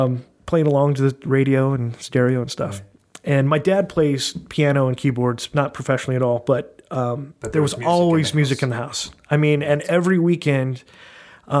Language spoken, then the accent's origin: English; Brea, California, United States; also born or lived in Anaheim, California; I was born in Anaheim and grew up in Brea, California